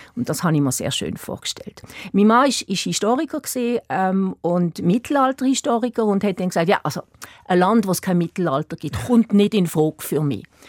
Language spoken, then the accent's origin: German; Basel, Basel-Stadt, Switzerland; first language German; moved away as an adult; also born or lived in Eastern Switzerland / Lucerne; now in Ireland; Ich bin auch in Basel groß geworden